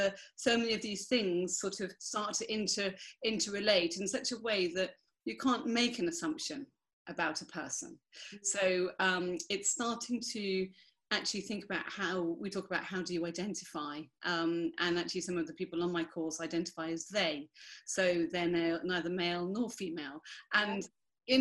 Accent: United Kingdom; I'm white British

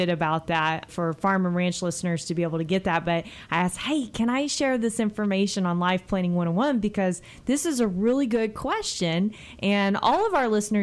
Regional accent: Texas, United States; I'm still a Texan

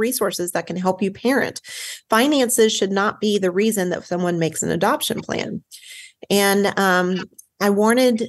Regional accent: the South, United States; I am from the South

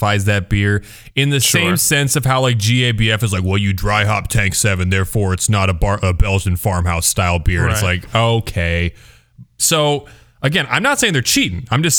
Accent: Cedar Falls, Iowa, United States; You know, I played a lot of soccer growing up in Cedar Falls, Iowa.

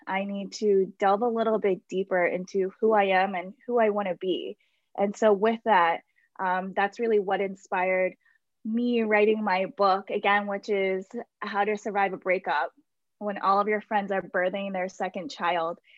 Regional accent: Baltimore, Maryland, United States; I am from Baltimore. And I grew up and lived around the area in Locust Point and Federal Hill for uh, many years

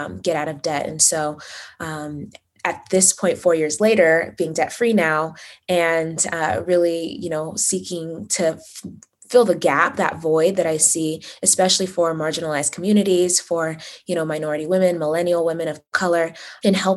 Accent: Las Vegas, Nevada, United States; also born or lived in Uganda; I was born in Uganda, but raised in Las Vegas

